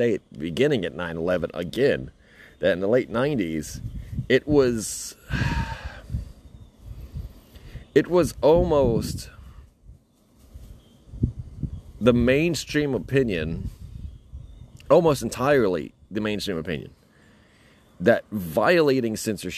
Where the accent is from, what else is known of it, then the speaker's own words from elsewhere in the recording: United States; being an American, you know, man in the 90s